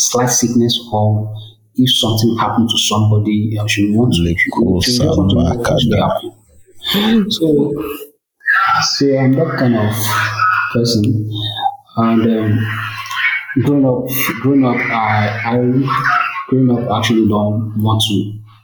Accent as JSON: {"language": "English", "region": "Lagos", "country": "Nigeria", "tie": "born or raised there", "said": "I was born in Lagos, so I grew up in Lagos, and at the age of 15, I left Lagos"}